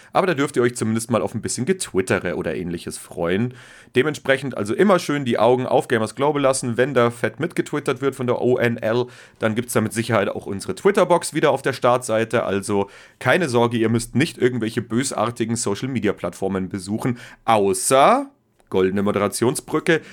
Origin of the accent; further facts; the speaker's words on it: Bavaria, Germany; als Bayer